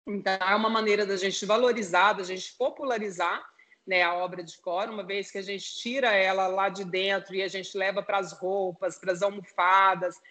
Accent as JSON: {"language": "Portuguese", "region": "Goiás", "country": "Brazil", "said": "Nós três somos de Goiás"}